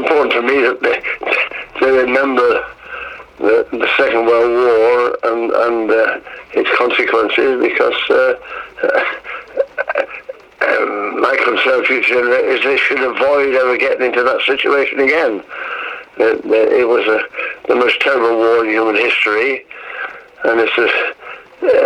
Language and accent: English; Hull, Yorkshire and the Humber, United Kingdom; I was back in Hull, my hometown